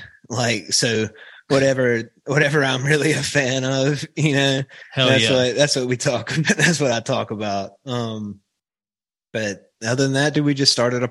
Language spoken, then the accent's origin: English; Pearl, Mississippi, United States; moved away as an adult; now in Hattiesburg, United States; Dude, I'm from Pearl.